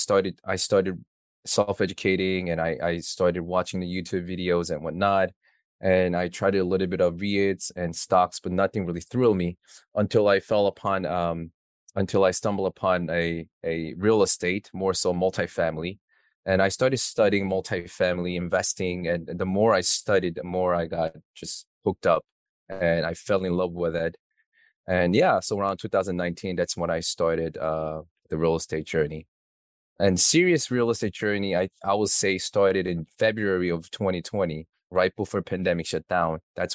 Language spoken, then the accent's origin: English; New York City, New York, United States; So I'm from New York City.